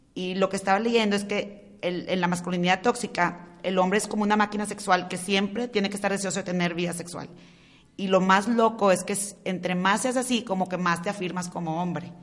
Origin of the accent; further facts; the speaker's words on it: Monterrey, Nuevo León, Mexico; los tres somos de Monterrey